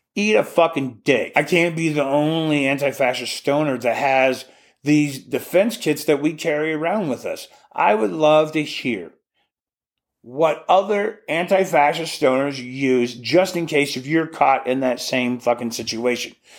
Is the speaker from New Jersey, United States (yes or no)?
no; Alaska, United States; we grew up calling them in Alaska